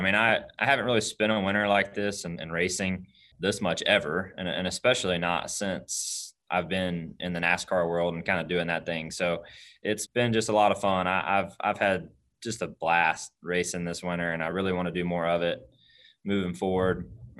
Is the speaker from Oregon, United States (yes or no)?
no; Dawsonville, Georgia, United States; here to my hometown